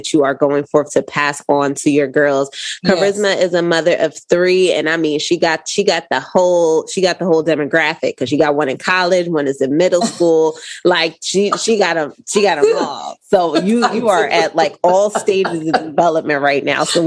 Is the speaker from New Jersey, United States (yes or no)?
yes; Paterson, New Jersey, United States; moved away; also born or lived in Poconos, Pennsylvania; I'm from Paterson, New Jersey, which, you know, at the time when my mom moved us out of that into the Poconos